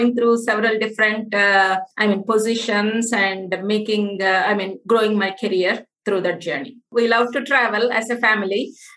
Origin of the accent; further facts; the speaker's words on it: India; moved away as an adult; now in United States; Born and brought up in India, I have a master's in physics and I also have an MBA in e-commerce. I came to the US about 25 plus years ago.